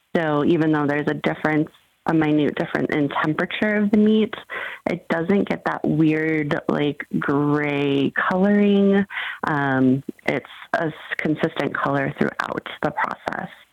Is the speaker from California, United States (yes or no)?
yes; San Bernardino, California, United States; I grew up in Southern California.